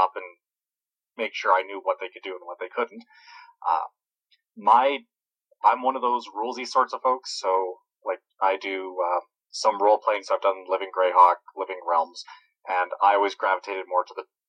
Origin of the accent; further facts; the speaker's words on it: Edmonton, Alberta, Canada; I'm from Edmonton, Alberta.